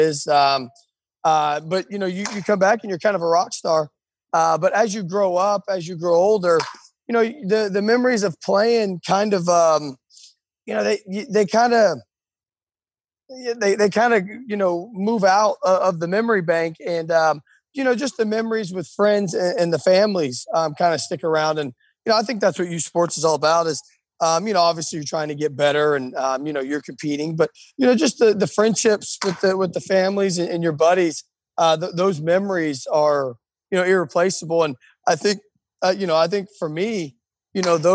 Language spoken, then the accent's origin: English; Apopka, Florida, United States; also born or lived in Pensacola, Florida; I'm from Apopka, Florida. I've been there my whole life.